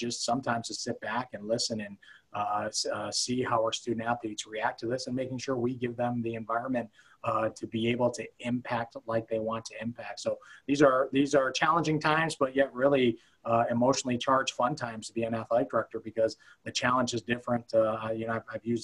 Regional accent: Cleveland, Ohio, United States; also born or lived in Youngstown, Ohio; I ended up being born in Youngstown, Ohio, raised in Cleveland

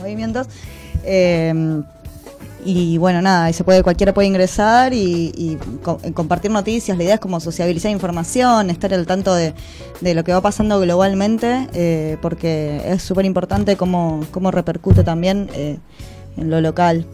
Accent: Buenos Aires, Argentina; yo soy de acá, de Capital Federal.

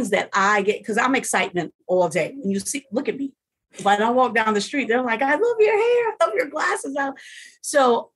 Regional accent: United States; moved away; being an American here

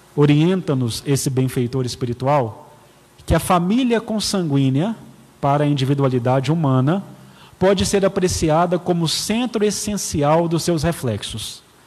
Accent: Patos de Minas, Minas Gerais, Brazil; moved away; also born or lived in Belo Horizonte; Eu sou nascido em Belo Horizonte, porém não criado em Belo Horizonte. Sete meses de idade, eu fui para Patos de Minas, então eu sou patense

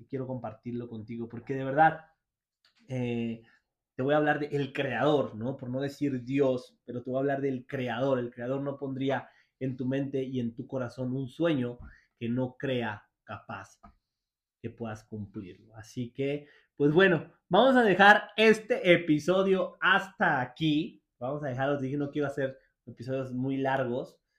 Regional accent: Mexico; lo tengo aquí en mi país

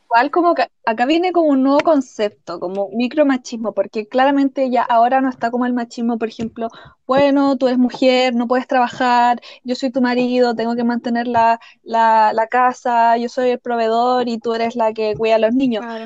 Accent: Chile; soy una chilena viviendo en Chile

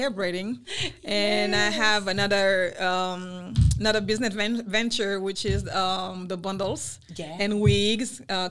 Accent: Paris, Île-de-France, France; first language Wolof; English is a second language; moved away as an adult; also born or lived in Senegal; now in United States; I'm from West Africa, Senegal, the west coast of Africa. But I was raised in Paris, France.

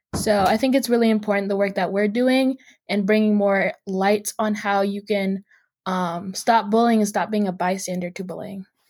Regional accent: Seattle, Washington, United States; I'm from Seattle, Washington

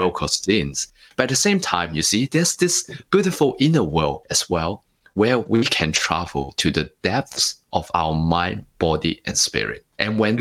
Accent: Hong Kong; moved away as an adult; also born or lived in Singapore; now in Sydney, Australia; I grew up in Hong Kong for the first 19 years

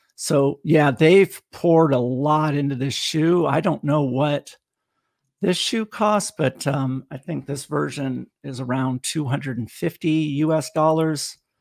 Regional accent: California, United States; now in Tennessee, United States; growing up in California

